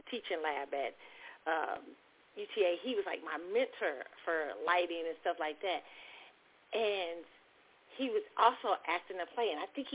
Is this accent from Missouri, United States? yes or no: yes; Kansas City, Missouri, United States; where I grew up in Kansas City